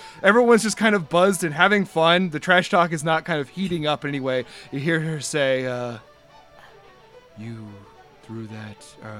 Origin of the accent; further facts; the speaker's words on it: Delaware, United States; born there; I'm here to say I was born in Delaware in 1982.